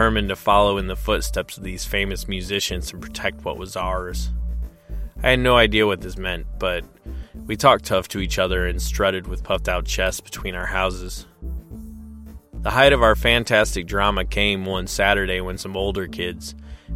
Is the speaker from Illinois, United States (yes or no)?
yes; Peoria, Illinois, United States; in my hometown of Peoria in 1930